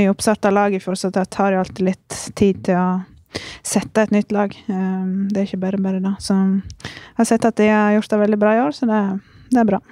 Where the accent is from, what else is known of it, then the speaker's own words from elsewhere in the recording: Norway; moved away as an adult; Så da forlot jeg det trygge hjemme i Norge